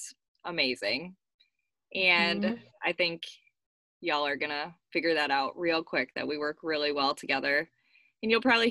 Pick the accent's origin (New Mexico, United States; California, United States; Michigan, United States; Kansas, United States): Michigan, United States; moved away as an adult; now in Nashville, United States; If you can't tell by my accent, I am from Michigan